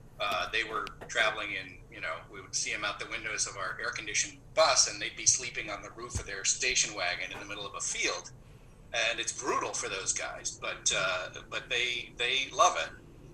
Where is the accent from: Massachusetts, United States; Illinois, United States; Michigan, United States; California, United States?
California, United States; San Diego; So I grew up in San Diego, and I have an affinity for mariachi music.